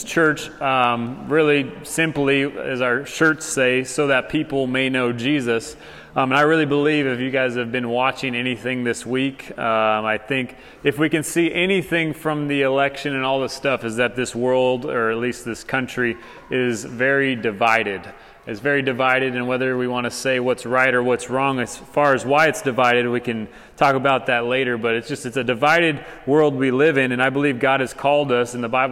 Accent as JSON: {"language": "English", "region": "Arizona", "country": "United States", "moved": "as an adult", "lives_now": "Hutto, Texas, United States", "said": "Arizona, my home state"}